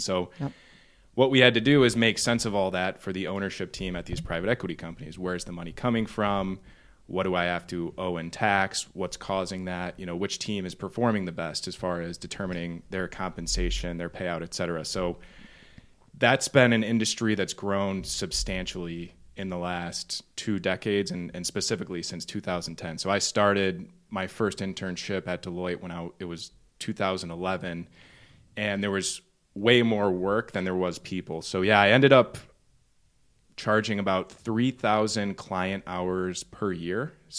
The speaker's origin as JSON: {"language": "English", "town": "Novi", "region": "Michigan", "country": "United States", "tie": "born or raised there", "said": "taking it all the way back to where I come from is Novi, Michigan. So a little bit west of here. And I grew up in Novi. I'm one of three brothers"}